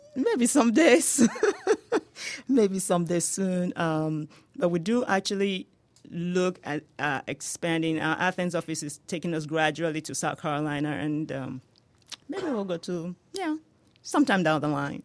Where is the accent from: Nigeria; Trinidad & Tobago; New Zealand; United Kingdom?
Nigeria; accent: Nigerian; moved away as an adult; now in United States; you can hear my accent, right? Yes. Yeah, that is from Nigeria.